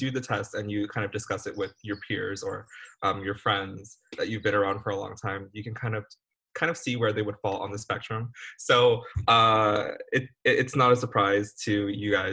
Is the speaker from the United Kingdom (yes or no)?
no; California, United States; moved away; also born or lived in Cambodia; I'm from California by way of Cambodia